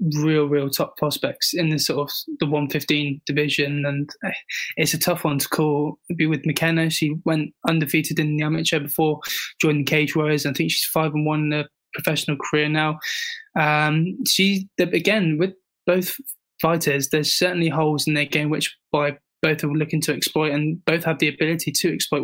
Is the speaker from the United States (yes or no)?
no; England, United Kingdom; as a proud Englishman